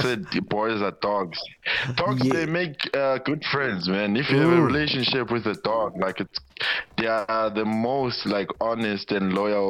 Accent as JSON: {"language": "English", "town": "Hazyview", "region": "Mpumalanga", "country": "South Africa", "tie": "born or raised there", "moved": "as an adult", "lives_now": "Johannesburg, South Africa", "said": "My hometown, my city, it's Mpumalanga, somewhere in Hazelview."}